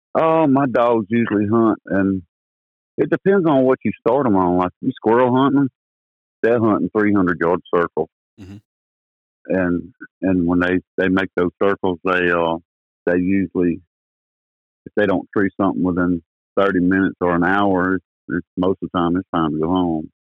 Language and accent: English; Wilmington, United States; I was born here in Wilmington, same place I live on, in 1963.